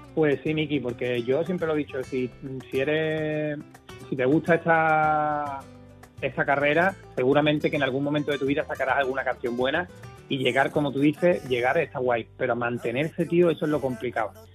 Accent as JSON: {"language": "Spanish", "town": "Jerez de la Frontera", "region": "Andalusia", "country": "Spain", "said": "los amigos que con los que crecí musicalmente en mi tierra"}